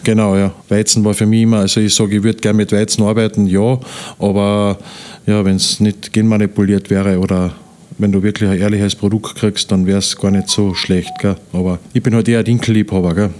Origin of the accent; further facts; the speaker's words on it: Wernberg, Carinthia, Austria; also born or lived in Upper Styria; Ich bin äh, eigentlich geboren in der Obersteiermark. Mhm. Ja. Und mit sieben Jahren sind wir nachher, wie mein Vater gestorben ist, sind wir nach Kärnten gezogen mit meiner Mutter, weil meine Oma und meine Tante eben schon da waren und aufgewachsen halt da in Wernberg